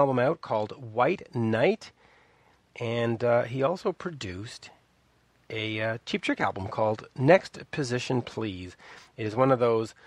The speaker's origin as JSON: {"language": "English", "country": "Canada", "said": "as a Canadian"}